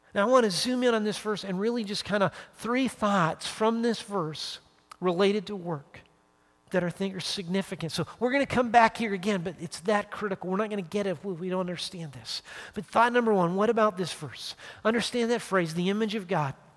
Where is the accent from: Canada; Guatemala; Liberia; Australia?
Canada; Calgary, Alberta; moved away as an adult; now in United States; being back sort of where I grew up, my home and native land